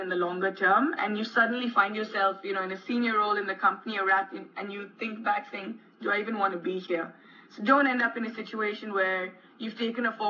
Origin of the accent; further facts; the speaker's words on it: India; moved away as an adult; also born or lived in United Kingdom / United States; growing up in India